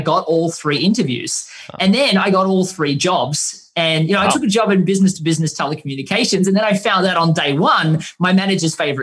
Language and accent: English; Australia; we're from Australia